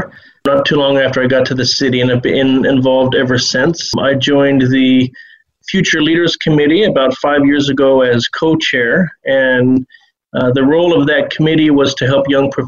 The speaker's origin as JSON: {"language": "English", "town": "Bremerton", "region": "Washington", "country": "United States", "also_born_or_lived": "Seattle, United States / Changchun, China / Beijing, China", "moved": "as an adult", "lives_now": "Shanghai, China", "said": "I'm originally actually from Bremerton, which is close to Seattle. And at the age of 19, after college, I became adventurous and decided to go to China. I ended up in a city close to North Korea called Changchun, which is in the northeastern part of the country"}